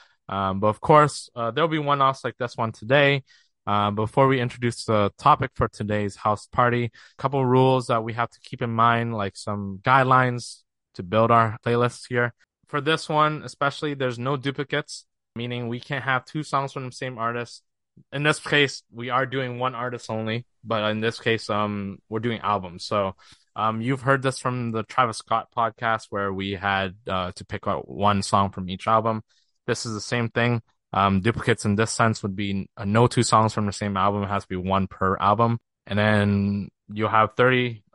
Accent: Ontario, Canada; we're both from Canada. The closest city for us to is Toronto, the Six.

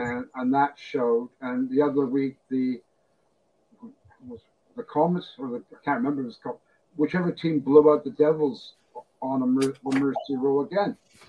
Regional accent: Canada; moved away as an adult; now in Glasgow, United Kingdom; I live in Glasgow. I have lived in Glasgow since 1987. I came to Britain in 75. I grew up playing baseball in Canada.

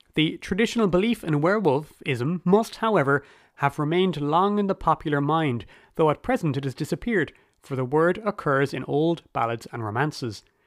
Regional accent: Ireland; as an Irish person

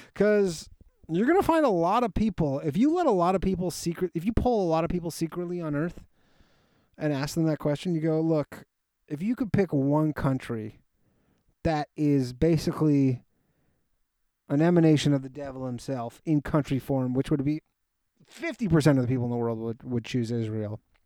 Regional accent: Toronto, Ontario, Canada; born or raised there

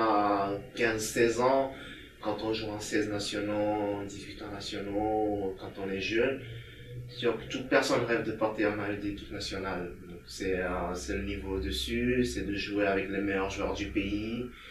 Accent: Togo; also born or lived in France / Bulgaria / Lithuania; now in Vilnius, Lithuania; j'ai quitté le Togo pour venir en France

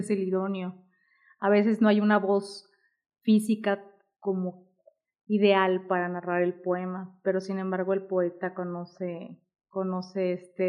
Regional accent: Guadalajara, Jalisco, Mexico; yo soy de aquí de Guadalajara

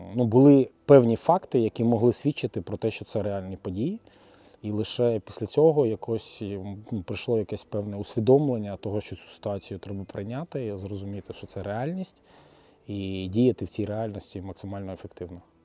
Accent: Ukraine; я з України

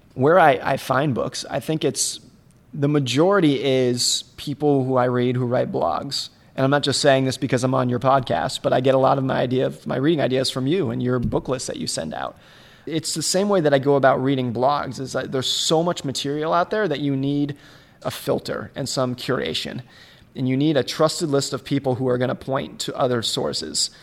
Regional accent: United States; I grew up ski racing in Lake Tahoe

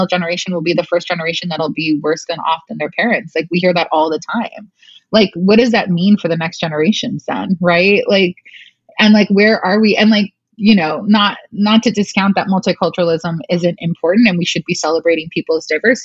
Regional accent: Glendale, California, United States; I grew up in Glendale and Outwater

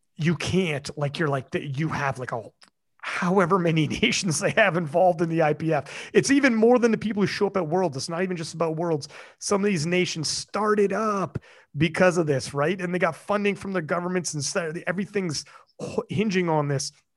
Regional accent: Canada; I'm Canadian

